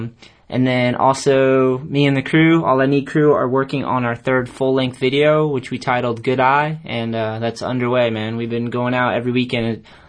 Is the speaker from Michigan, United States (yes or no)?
no; Chatham, Massachusetts, United States; We talked about growing up in Cape Cod. That's where me and him met, actually, out in Chatham.